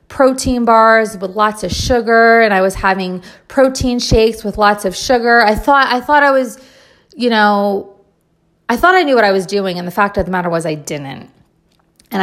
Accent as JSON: {"language": "English", "region": "New Jersey", "country": "United States", "said": "I'm originally from New Jersey"}